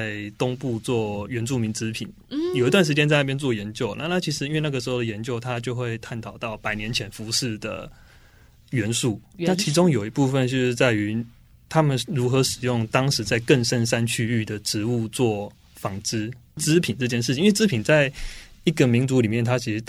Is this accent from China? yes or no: no; Chiayi, Taiwan; 对，我是嘉义人。